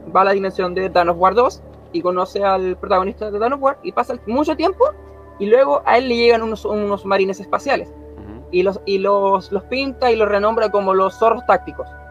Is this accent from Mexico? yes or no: no; Concepción, Biobío, Chile; soy de Chile, Concepción